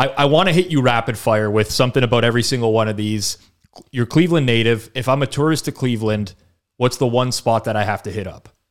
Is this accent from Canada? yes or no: yes; Canada; growing up in Canada